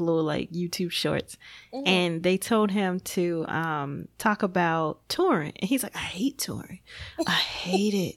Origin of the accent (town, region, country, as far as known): Gary, Indiana, United States; born or raised there